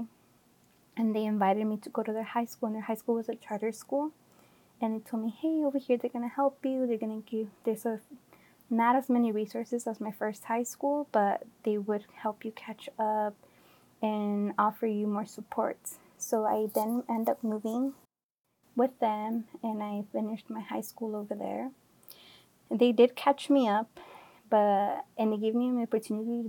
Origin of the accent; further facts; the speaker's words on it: Oakland, California, United States; also born or lived in Santa Barbara, California; I am from the Bay Area, from Oakland. I was born and raised